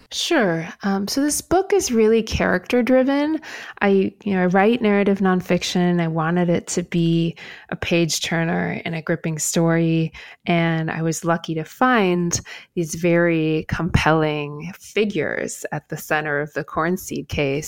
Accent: Midwest, United States; moved away as an adult; also born or lived in China; I'm from the Midwest.

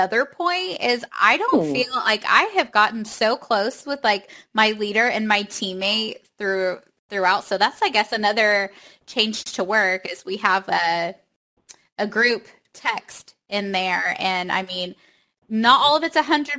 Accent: Oklahoma, United States; I'm from Oklahoma

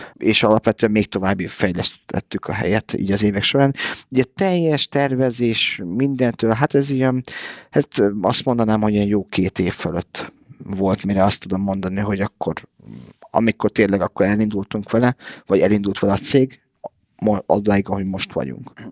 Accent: Budapest, Hungary; moved away; also born or lived in Canada / United States / England; én itt születtem Budapesten

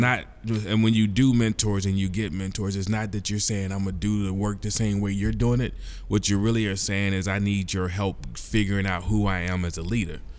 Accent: Louisville, Kentucky, United States; born and raised in Louisville, Kentucky

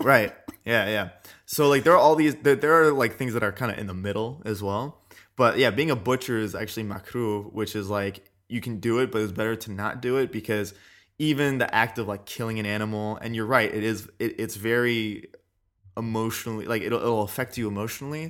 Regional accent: California, United States; I've been raised in California

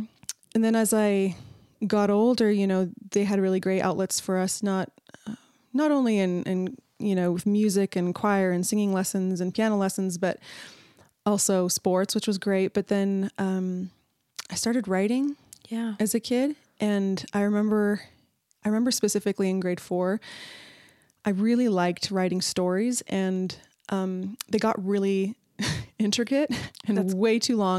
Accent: Canada; now in United States; I'm from Canada.

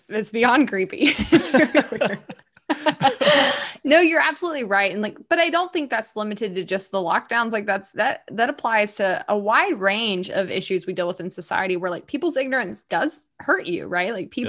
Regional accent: Deep South, United States; I always compare it to like these football teams that I grew up around in the Deep South.

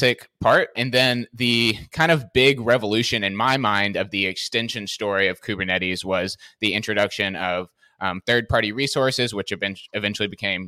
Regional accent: Nashville, Tennessee, United States; I'm originally from Nashville, Tennessee in the US

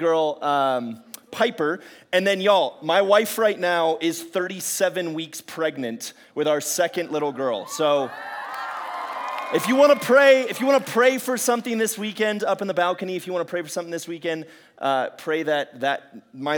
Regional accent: Quito, Pichincha, Ecuador; also born or lived in San Francisco Bay Area, California, United States / California, United States; now in San Diego, United States; But I left California when I was about 7 years old. My family went down to a place called Quito, Ecuador, and I lived in South America for most of my life.

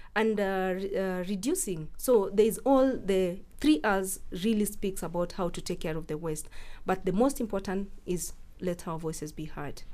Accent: Eldoret, Uasin Gishu County, Kenya; I grew up in Eldoret and Paul's Bakery is like at the heart of Eldoret

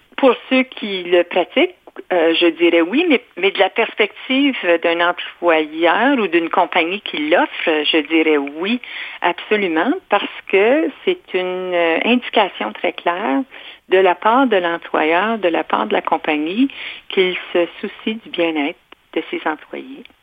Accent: Ontario, Canada; je suis franco-ontarienne, je n'ai rien de québécois

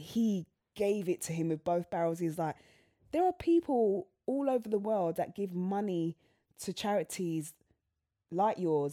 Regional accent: London, United Kingdom; I'm from Southwest London

